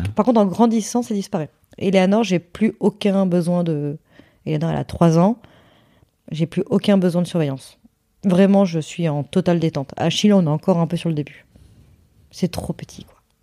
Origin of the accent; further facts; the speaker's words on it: Hossegor, Nouvelle-Aquitaine, France; moved away; dans le sud-ouest chez moi à Osgore